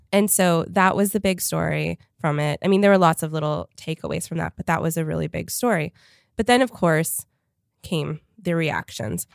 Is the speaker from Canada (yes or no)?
yes; Canada; moved away; I grew up in Canada